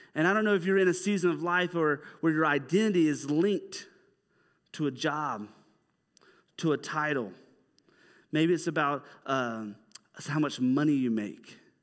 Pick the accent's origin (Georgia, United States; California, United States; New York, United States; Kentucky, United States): Georgia, United States; Dahlonega; I'm from, like, North Georgia. I'm from Dahlonega